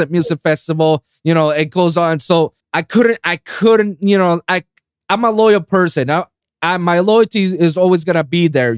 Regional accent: Puerto Rico; now in Miami, United States; doing festival stages in my hometown of Puerto Rico

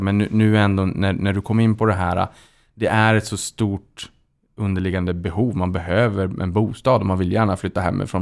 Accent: Boden, Norrbotten County, Sweden; Jag är själv från Boden

